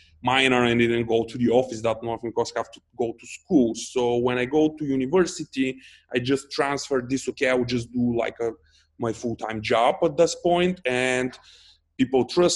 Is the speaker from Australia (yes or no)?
no; Dobrich, Dobrich Province, Bulgaria; also born or lived in Varna; I'm originally from Dobrich